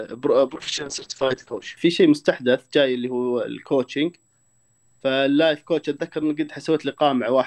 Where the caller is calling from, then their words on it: Riyadh, Riyadh Province, Saudi Arabia; اكلمكم من الرياض